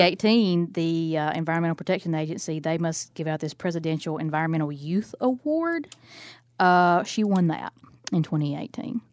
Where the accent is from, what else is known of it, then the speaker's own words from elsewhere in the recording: Alabama, United States; I'm from Alabama